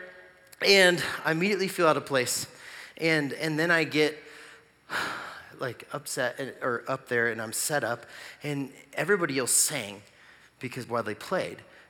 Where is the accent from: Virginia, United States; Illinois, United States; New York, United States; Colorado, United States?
Colorado, United States; Gypsum; also born or lived in Greeley, Colorado; I played for this little tiny church where I grew up in Gypsum, Colorado.